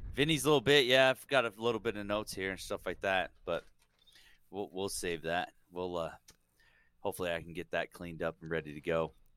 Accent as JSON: {"language": "English", "region": "California", "country": "United States", "tie": "born or raised there", "said": "growing up in California"}